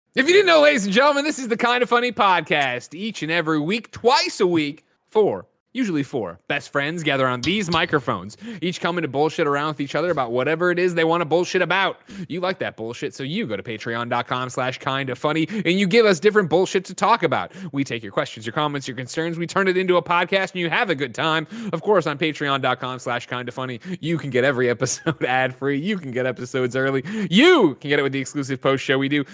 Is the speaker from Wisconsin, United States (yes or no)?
no; Glen Ellyn, Illinois, United States; moved away as an adult; also born or lived in Chicago; now in San Francisco, United States; I was originally born in Chicago.